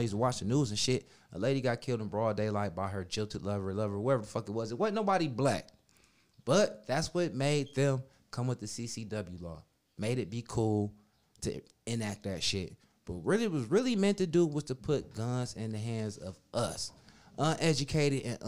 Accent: Minnesota, United States; moved away; also born or lived in Cleveland, Ohio; I was raised in Minnesota

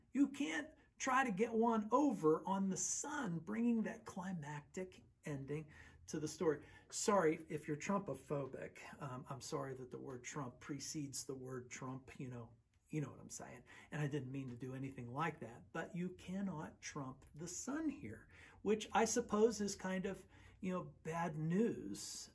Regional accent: Western Pennsylvania, United States; also born or lived in Texas; I was raised in Western Pennsylvania, and most of my family's in Western Pennsylvania, but I was born in Texas

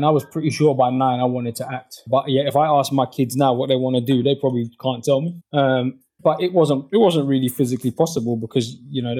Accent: London, United Kingdom; growing up where I grew up in West London

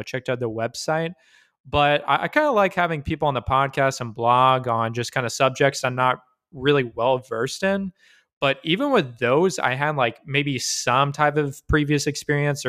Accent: Dallas–Fort Worth, Texas, United States; DFW born and raised

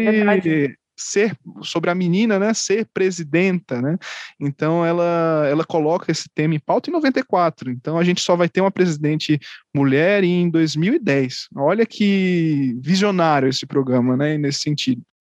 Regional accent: Pernambuco, Brazil; e eu sou pernambucano.

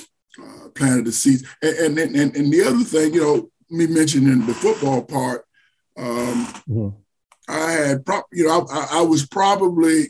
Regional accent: Savannah, Georgia, United States; moved away as an adult; also born or lived in Indiana; I was born and raised in Savannah

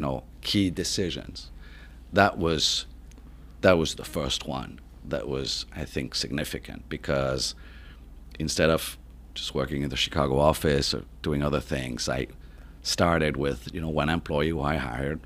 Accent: Paris, Île-de-France, France; accent: French; English is a second language; moved away as an adult; I was born and raised in, in Paris

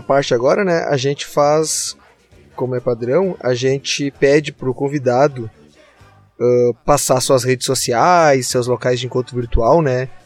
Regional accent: Gravataí, Rio Grande do Sul, Brazil; eu que tô coladinho em vocês aqui, eu sou de Gravataí

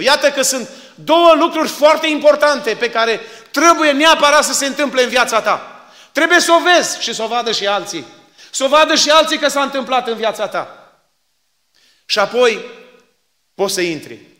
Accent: Suciu de Jos, Maramureș County, Romania; now in Phoenix, United States; acolo am crescut și nu îmi pare rău că am crescut acolo

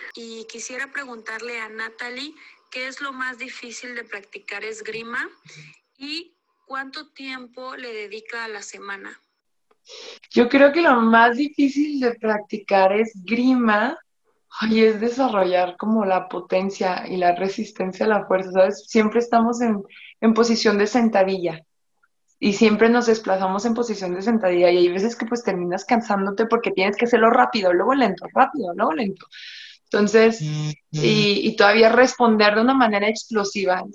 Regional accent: Mexico; Yo me siento muy orgullosa de ser mexicana

